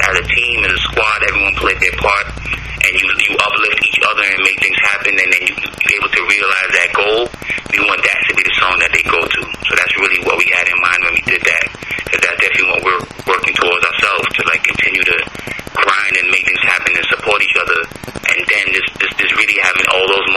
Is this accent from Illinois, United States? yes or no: no; New York City, New York, United States; for a Brooklynite, for someone that's born and raised in Brooklyn, especially with a Caribbean background